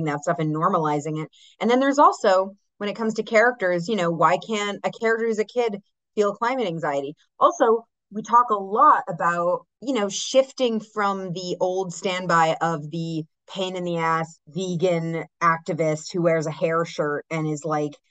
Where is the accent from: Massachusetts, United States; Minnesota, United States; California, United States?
Massachusetts, United States; I'm from Massachusetts